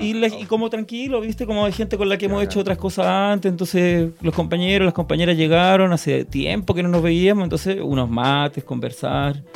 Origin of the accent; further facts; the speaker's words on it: Santiago, Santiago Metropolitan Region, Chile; moved away as an adult; also born or lived in Guatemala; now in Buenos Aires, Argentina; yo ahora vivo en Buenos Aires, estuve un tiempito viviendo en Guatemala, pero yo nací aquí en aquí en Santiago, Borrellameu, y viví aquí, toda mi vida, prácticamente hasta hace unos 10 años